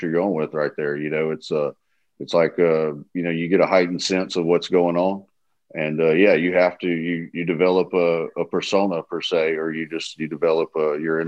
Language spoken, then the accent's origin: English; the South, United States; I'm from the South